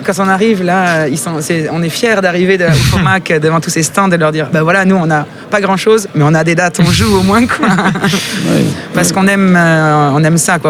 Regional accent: Russia; moved away; je suis russe.

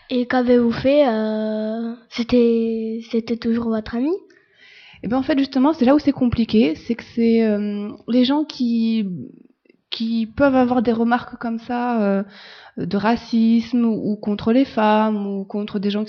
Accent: France; Euh, non, parce qu'en fait, je suis française, je suis blanche de peau, j'ai les yeux bleus, j'ai les cheveux clairs

